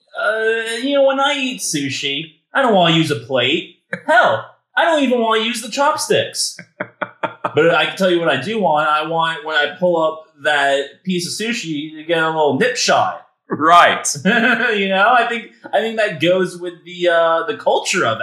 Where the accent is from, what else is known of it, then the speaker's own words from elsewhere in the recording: United States; I'm very good at being your American buffer